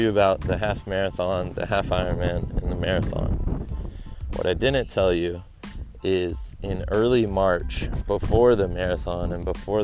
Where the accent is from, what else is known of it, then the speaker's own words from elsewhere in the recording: San Diego, California, United States; San Diego, my hometown